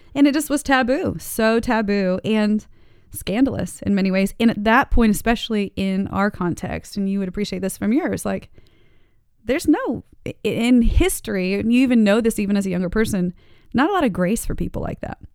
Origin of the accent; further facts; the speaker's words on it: Daytona Beach, Florida, United States; also born or lived in Texas / Dade City, Florida; ended up in Daytona Beach